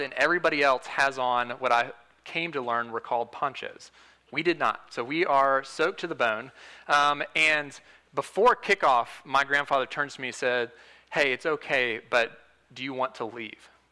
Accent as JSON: {"language": "English", "town": "Huntsville", "region": "Alabama", "country": "United States", "said": "I'm from Huntsville, Alabama"}